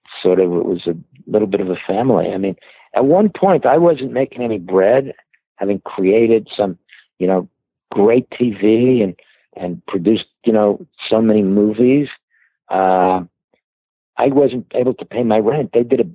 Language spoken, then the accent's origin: English; New York City, New York, United States; I started out as a kid growing up in Brooklyn